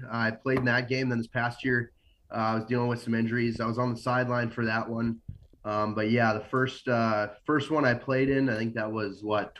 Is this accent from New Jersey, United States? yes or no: no; Moorhead, Minnesota, United States; I grew up in Moorhead and kind of going in middle school, high school.